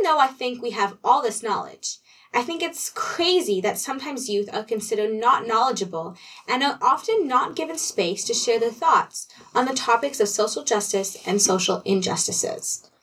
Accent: Kingston, Ontario, Canada; back in my hometown, Kingston, Ontario

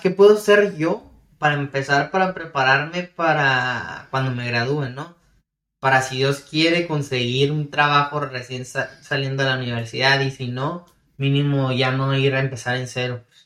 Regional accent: Ciudad Juárez, Chihuahua, Mexico; Ciudad Juárez, Chihuahua, de donde soy yo

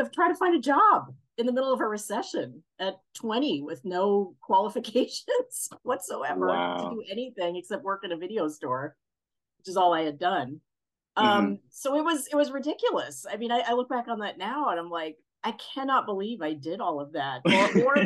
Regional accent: New York City, New York, United States; moved away as an adult; also born or lived in Boston, Massachusetts; now in California, United States; mostly in New York City

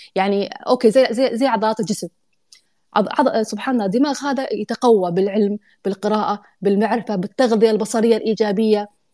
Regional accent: Saudi Arabia; moved away as an adult; now in United Arab Emirates; انا اصلا جايه من السعوديه

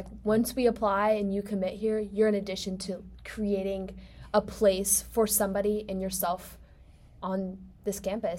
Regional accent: Charlotte, North Carolina, United States; moved away as an adult; now in Tennessee, United States; I was born in Charlotte, North Carolina, and I lived there for a little bit, and then I moved to a suburb right on the border of South and North Carolina. And now I'm technically living at UT.

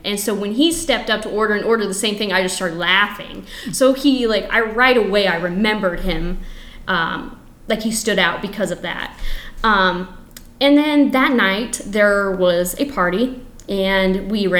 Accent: East Central Illinois, United States; I grew up in East Central Illinois

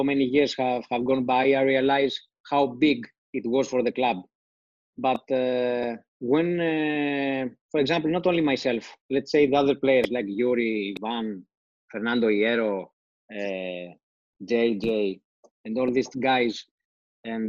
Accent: Greece; I come from Greece.

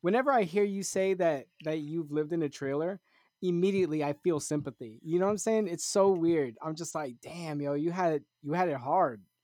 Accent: Puerto Rico; I'm Puerto Rican

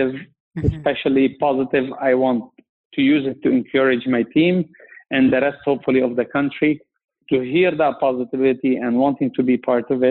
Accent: Lebanon; moved away as an adult; now in Canada; I'm from Lebanon

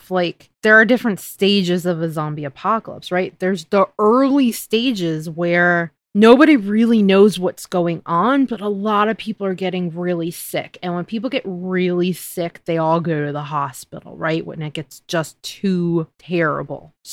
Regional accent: United States; as an American

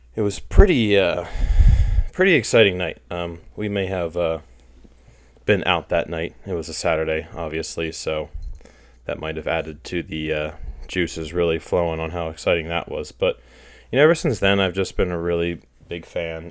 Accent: outside Philadelphia, Pennsylvania, United States; also born or lived in Indiana, Pennsylvania; I grew up kind of outside Philly

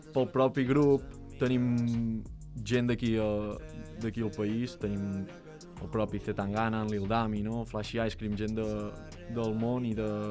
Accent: Vic, Catalonia, Spain; nosaltres som de Vic, som dos nanos de Vic

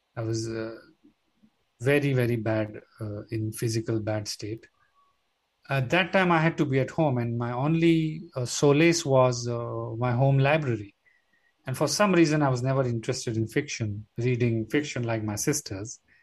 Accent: Mumbai, Maharashtra, India; I'm a city boy. I was born in Bombay

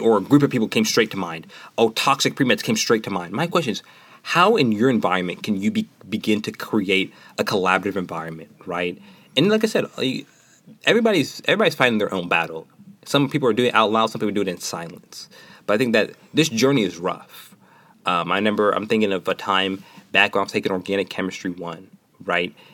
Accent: Nashville, Tennessee, United States; moved away; from Nashville, Tennessee

